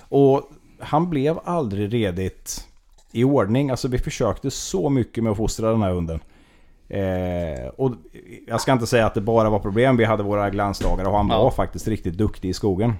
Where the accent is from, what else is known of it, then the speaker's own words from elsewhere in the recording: Västervik, Kalmar County, Sweden; also born or lived in Gamleby; född och uppvuxen nordöstra Småland i Västervik